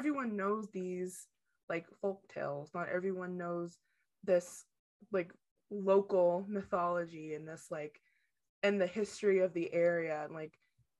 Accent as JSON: {"language": "English", "region": "Appalachia", "country": "United States", "said": "seeing that the world is not just my little like hovel in rural Appalachia."}